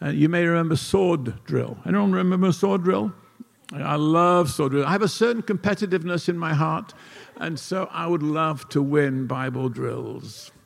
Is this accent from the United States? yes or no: no; Nottingham, East Midlands, United Kingdom; moved away; I did not grow up in Pittsburgh. I grew up in England in a town called Nottingham.